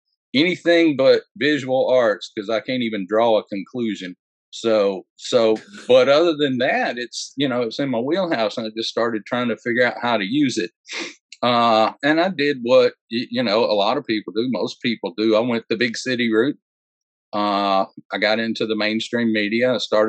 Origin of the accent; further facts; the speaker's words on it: Georgia, United States; also born or lived in Texas; I'm a preacher's kid from the country. I was born in Georgia and I grew up in Georgia, a little while in Texas. But everywhere we were was just little farm towns.